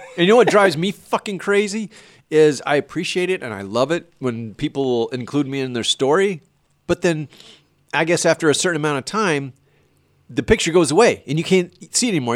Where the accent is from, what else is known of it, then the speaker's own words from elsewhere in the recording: Destin, Florida, United States; I'm from Destin, Florida